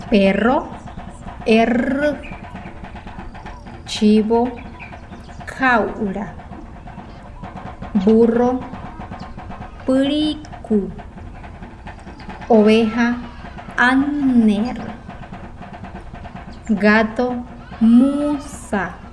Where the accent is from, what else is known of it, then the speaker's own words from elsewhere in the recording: Wayuu, La Guajira, Colombia; first language Wayuunaiki; Spanish is a second language; Nosotros los guayú somos reconocidos por la hospitalidad que brindamos a nuestros visitantes.